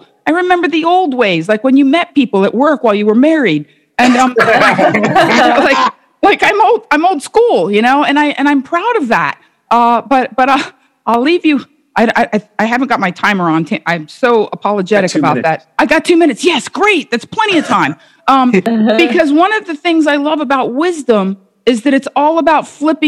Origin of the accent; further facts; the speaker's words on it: Miami, Florida, United States; I grew up in Miami in the 70s and 80s.